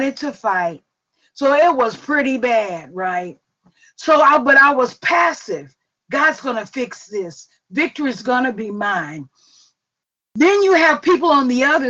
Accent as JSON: {"language": "English", "town": "Forest", "region": "Mississippi", "country": "United States", "said": "I'm from Forest, Mississippi, and we were a little poor and we had them iron skillets"}